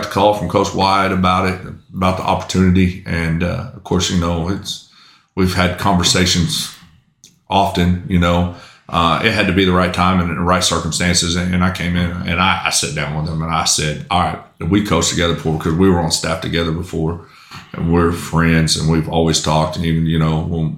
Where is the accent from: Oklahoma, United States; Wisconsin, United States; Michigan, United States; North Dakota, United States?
Oklahoma, United States; Tuttle; also born or lived in Chickasha, Oklahoma; I grew up in Tuttle. I started playing Little League football in Tuttle. That's where I cut my teeth and that's where I learned to play up until ninth grade and I moved